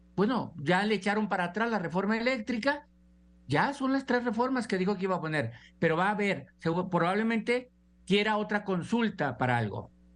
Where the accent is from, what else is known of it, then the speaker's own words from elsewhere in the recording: Mexico; como mexicanos